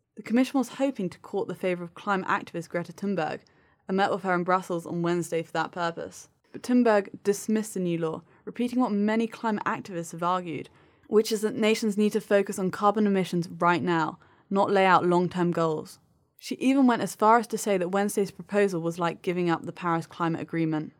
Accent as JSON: {"language": "English", "country": "United Kingdom", "said": "I, as a Brit"}